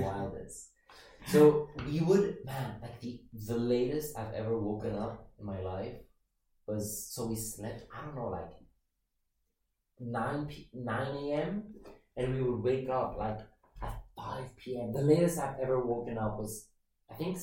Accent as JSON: {"language": "English", "country": "Cyprus", "tie": "born or raised there", "moved": "yes", "lives_now": "Budapest, Hungary", "said": "growing up in Cyprus, you grow up, with such a a sense of community"}